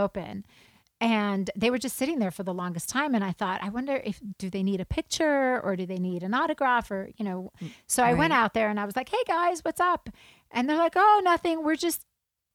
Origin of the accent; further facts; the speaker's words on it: South Africa; I grew up in South Africa